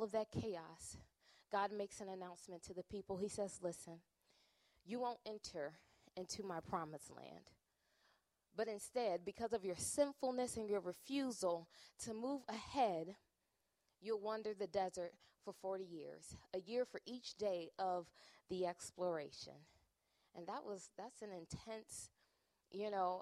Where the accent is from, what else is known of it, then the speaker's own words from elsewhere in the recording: Chicago, Illinois, United States; moved away as an adult; now in Minnesota, United States; I'm originally from Chicago